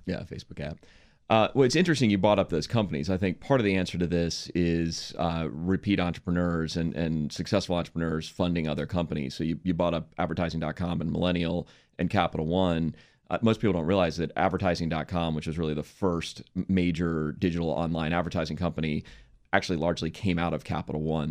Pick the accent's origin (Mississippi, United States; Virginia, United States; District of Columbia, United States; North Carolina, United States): District of Columbia, United States; Washington; moved away as an adult; also born or lived in San Francisco / New York; I grew up in Washington, D C